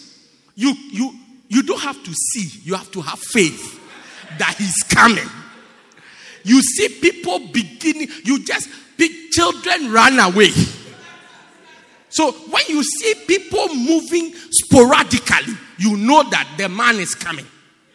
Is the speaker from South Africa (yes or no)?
yes; Port Elizabeth, Eastern Cape, South Africa; I'm from Port Elizabeth